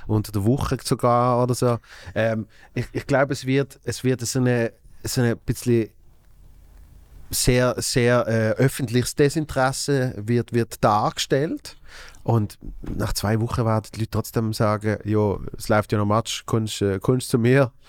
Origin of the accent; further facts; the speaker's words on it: Basel, Basel-Stadt, Switzerland; als Basler